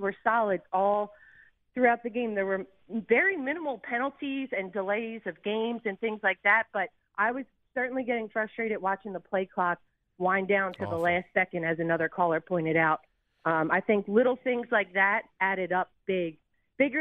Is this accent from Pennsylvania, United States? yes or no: yes; Philadelphia, Pennsylvania, United States; now in Houston, United States; I'm born and raised in Philly